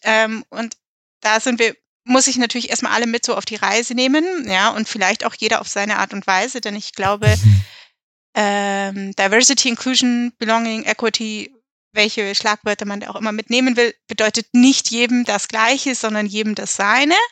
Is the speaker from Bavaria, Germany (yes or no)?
yes; Allgäu, Bavaria, Germany; also born or lived in Westphalia; now in Munich, Germany; auch wenn ich hier nicht wirklich aufgewachsen bin, sondern im Allgäu und komme gebürtig aus Westfalen